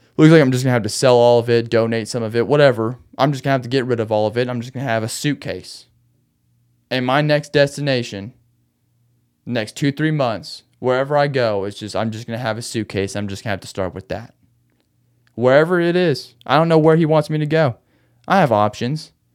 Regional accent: Arkansas, United States; also born or lived in Austin, Texas / Conway, Arkansas; back home in Arkansas

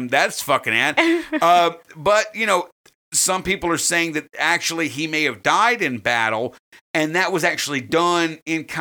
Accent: United States; We're from America

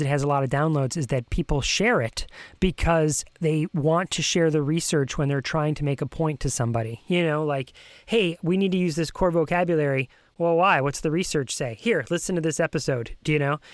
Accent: New York, United States; now in Virginia, United States; I'm originally from New York

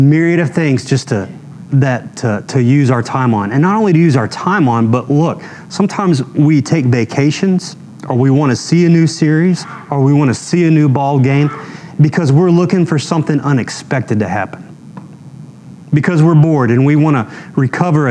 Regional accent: Texas, United States; I'm from Texas

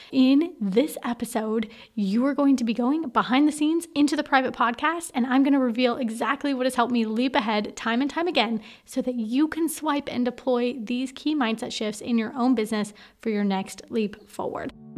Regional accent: Portland, Oregon, United States; moved away as an adult; also born or lived in Romania / Singapore / Australia / Myanmar; originally, I'm actually from Portland, Oregon

